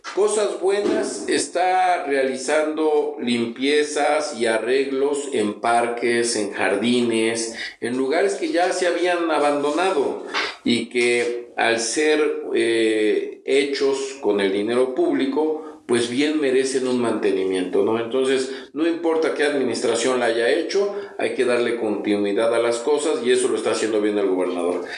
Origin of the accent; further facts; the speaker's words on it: San Pedro Cholula, Puebla, Mexico; Soy originario de San Pedro Cholula. Nací, me registraron en San Pedro Cholula y estudié, como ya te comenté, en el hogar de niño campesino, en el centro escolar y en el García de Cisneros. Soy 100% cholulteca